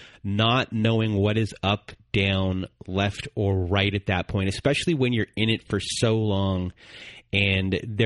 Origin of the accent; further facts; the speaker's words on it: Canada; I'm Canadian